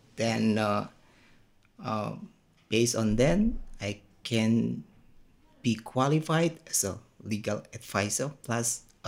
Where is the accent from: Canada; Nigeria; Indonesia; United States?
Indonesia; Ambon, Maluku; also born or lived in Jakarta; I'm from Ambon actually, but most people won't believe that I'm an Ambonist. But I'm from Ambon, and then most of my life is I spent in Jakarta.